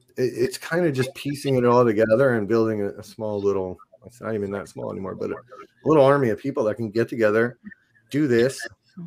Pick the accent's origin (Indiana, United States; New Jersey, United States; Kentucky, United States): New Jersey, United States; moved away; I'm from New Jersey originally